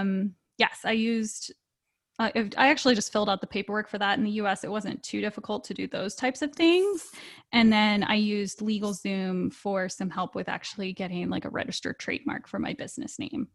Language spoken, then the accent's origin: English; Virginia, United States; I'm from Virginia